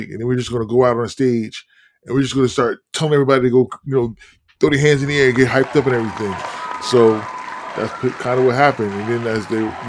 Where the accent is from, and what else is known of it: Newark, New Jersey, United States